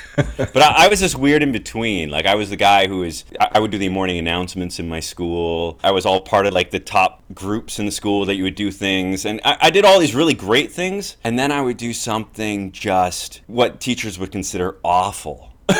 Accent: Edmonton, Alberta, Canada; also born or lived in Greece / Lake Louise / Banff / Golden; I was born in Greece. I lived there until I was about 3, and then I moved to Canada, and I grew up in a lot of different places in Canada. I grew up primarily Alberta, so Edmonton, and then I moved to Lake Louise, Banff

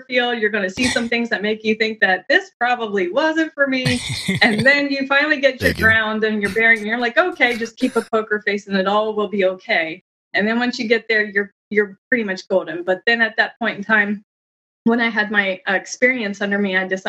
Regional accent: Ohio, United States; Ohio. I'm from Ohio

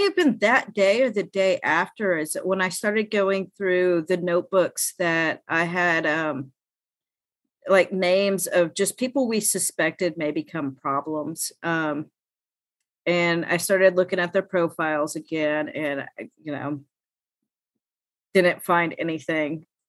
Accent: Knoxville, Tennessee, United States; Yeah, I should say I'm from Knoxville, so like it being Tennessee, that I picked up on that because that's my state.

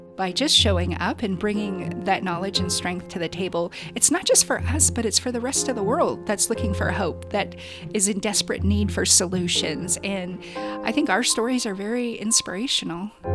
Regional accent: Quinault River, Washington, United States; I grew up on the Quinault River fishing with my grandparents

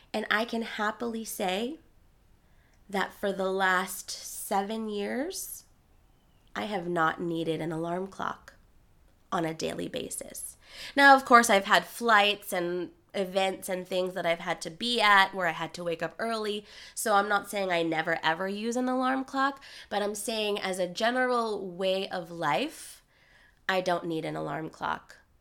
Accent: New York City, New York, United States; I was raised in Queens, New York, by a single tiger mom

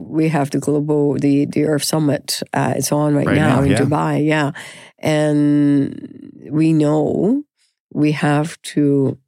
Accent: Canada; we are so Canadian

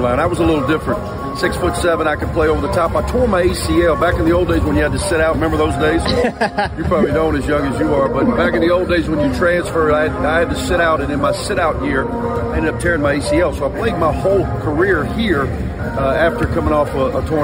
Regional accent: Mississippi, United States; moved away; I grew up in Mississippi, so coaching the flagship university in your home state for 12 years, pretty ideal.

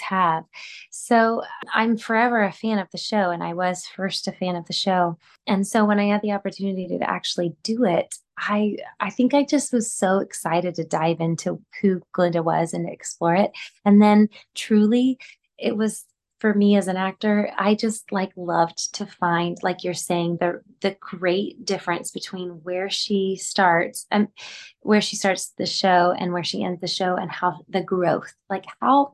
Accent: Gulf Coast of Texas, United States; moved away; I'm from the Gulf Coast of Texas

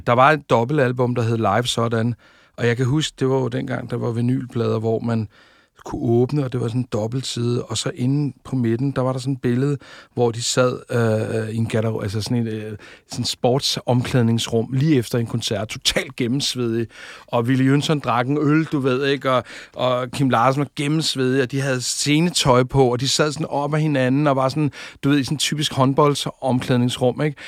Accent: Tårnby, Capital Region of Denmark, Denmark; Jeg er født ude i øh, noget, der hedder Tornby, ude på Amager

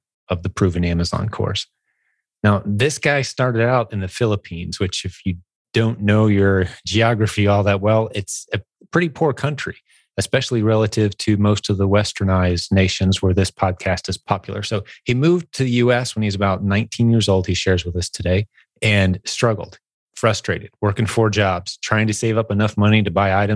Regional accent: Indiana, United States; Indiana is my home state

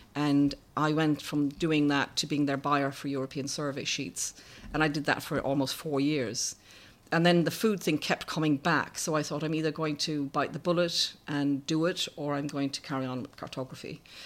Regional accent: Ireland; I was brought up in Ireland in the seventies

